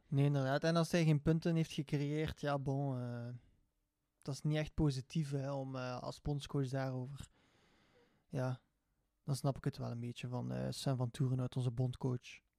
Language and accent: Dutch; Belgium; Uiteraard als Belg zijnde